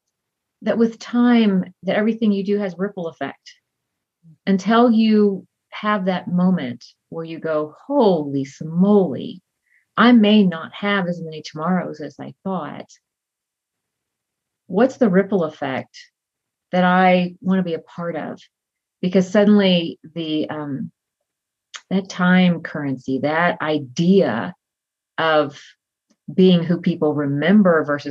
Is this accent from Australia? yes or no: no; Texas, United States; moved away as an adult; I grew up in Texas and I married a man that I met on a blind date, and he turned out to be in the military